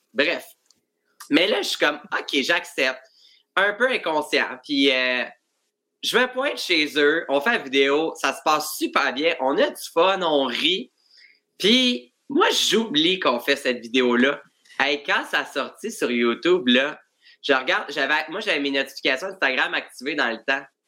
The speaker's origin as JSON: {"language": "French", "town": "Joliette", "region": "Quebec", "country": "Canada", "said": "moi, je viens de Joliette"}